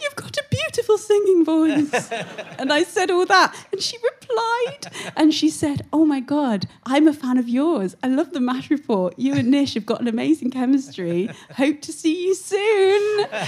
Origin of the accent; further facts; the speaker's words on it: Syston, East Midlands, United Kingdom; Of course I know about pucker pies. I'm from Syston.